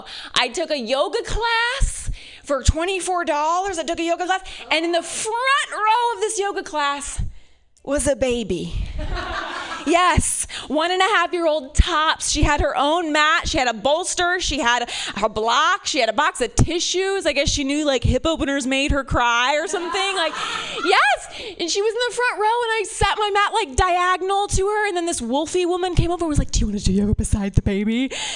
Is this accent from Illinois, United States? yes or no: no; Ohio, United States; I'm from Ohio. You have to forgive me, okay? I'm from Ohio.